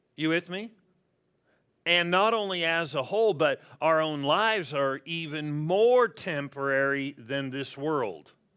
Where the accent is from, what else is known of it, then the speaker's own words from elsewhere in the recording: La Verne, California, United States; also born or lived in Pasadena; born and raised in Southern California